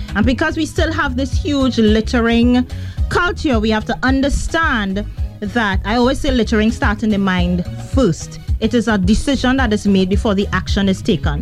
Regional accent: Trinidad & Tobago; where are you from? And I'd say Trinidad and Tobago.

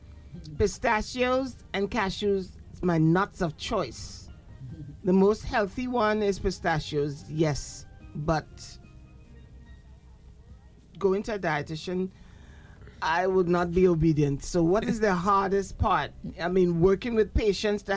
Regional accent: Port of Spain, Trinidad & Tobago; I used to go to Tranquility Secondary School, and I grew up on Mario's, because Mario's was around the corner

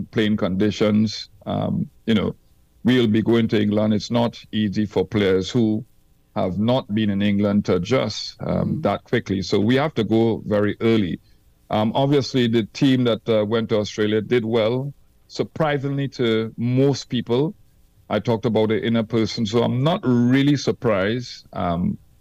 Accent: Trinidad & Tobago; I came from Trinidad where the wickets were slow and patchy

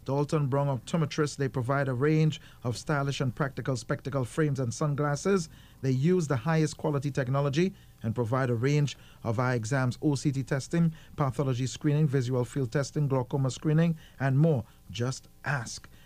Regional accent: Port of Spain, Trinidad & Tobago; now in Miami, United States; but in the supermarket here in Miami, Florida, the sweet potatoes differ from the ones that I grew up on in Port of Spain

